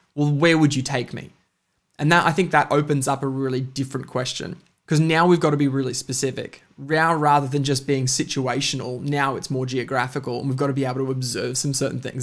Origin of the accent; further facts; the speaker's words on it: Bundaberg, Queensland, Australia; also born or lived in Alice Springs, Northern Territory; I was born in Bundaberg, uh, up in Queensland. Uh, I moved quite quickly to Alice Springs and then, uh, spent five years in the Northern Territory before moving back to Bundaberg and spent most of my kind of early life there